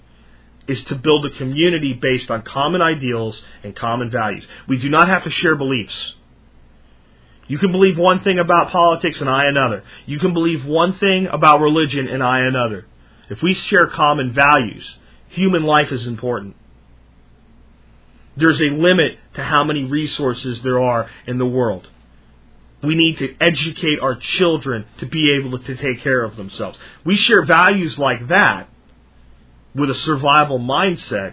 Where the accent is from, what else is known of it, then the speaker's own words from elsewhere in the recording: United States; I'm an American